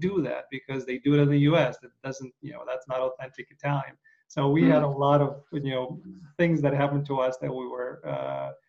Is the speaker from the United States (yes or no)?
no; Ukraine; moved away; I'm from Ukraine